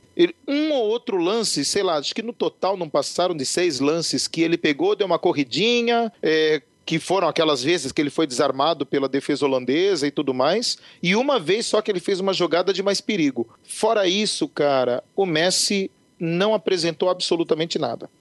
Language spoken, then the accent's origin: Portuguese; Brazil; como bom brasileiro